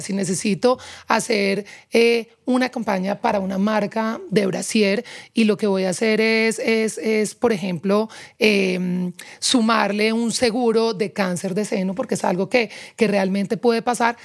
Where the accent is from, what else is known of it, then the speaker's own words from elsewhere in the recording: Pereira, Risaralda, Colombia; moved away as an adult; also born or lived in Barranquilla; now in Bogotá, Colombia; crecí Sí, toda mi vida en, Pereira, pero nací en Barranquilla. A los nueve años me fui, me fui a vivir a Pereira